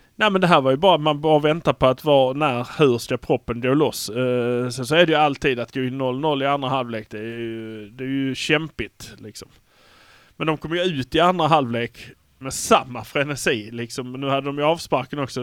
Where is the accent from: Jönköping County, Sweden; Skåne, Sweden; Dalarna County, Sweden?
Skåne, Sweden; Malmö; vi har fördelen att vi är från Malmö